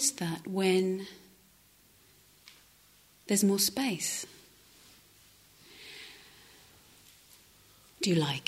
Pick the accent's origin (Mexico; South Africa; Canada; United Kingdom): United Kingdom; London; moved away as an adult; now in Devon, United Kingdom; I was from the city, I'm from South London